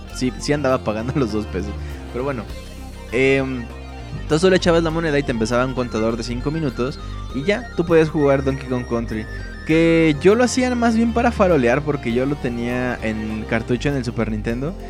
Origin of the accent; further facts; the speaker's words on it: Mexico City, Mexico; yo vivo en el Distrito Federal, es una ciudad bien puerca, bien fea, bien violenta, bien insegura. Pero pues a mí me encanta, es la ciudad. Aquí he vivido toda mi vida